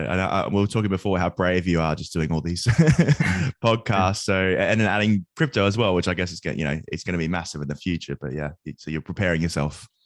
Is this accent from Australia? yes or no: yes; Australia; now in United Kingdom; So I'm from Australia, but I moved to the UK, and I was just at college uh, early on, and a friend introduced me to crypto.